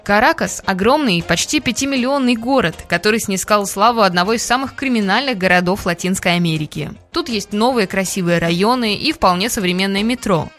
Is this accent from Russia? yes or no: yes; Russia; мы из России